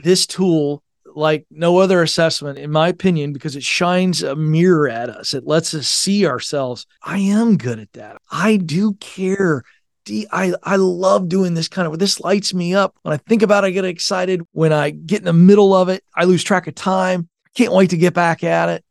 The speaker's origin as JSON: {"language": "English", "area": "Hampton Roads", "region": "Virginia", "country": "United States", "tie": "born or raised there", "moved": "as an adult", "said": "whenever I go back to Virginia, the Tidewater, Hampton Roads area"}